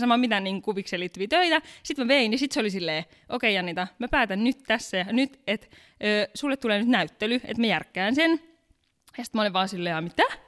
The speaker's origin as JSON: {"language": "Finnish", "town": "Pattijoki", "region": "North Ostrobothnia", "country": "Finland", "tie": "born or raised there", "moved": "as an adult", "lives_now": "Helsinki, Finland", "said": "mä oon tosiaan sieltä kotoisin. Joo. Mä oon isosta perheestä, meitä on 14, mä oon vanhin"}